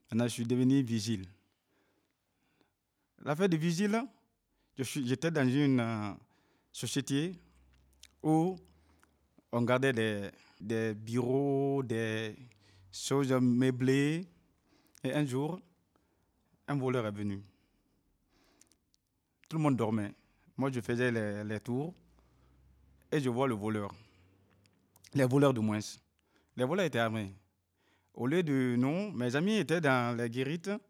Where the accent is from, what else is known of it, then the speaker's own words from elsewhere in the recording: Cameroon; Je viens du Cameroun.